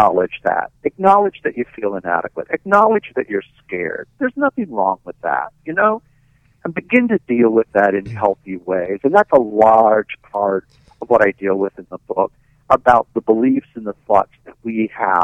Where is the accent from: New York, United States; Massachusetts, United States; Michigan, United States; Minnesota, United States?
New York, United States; I'm a New Yorker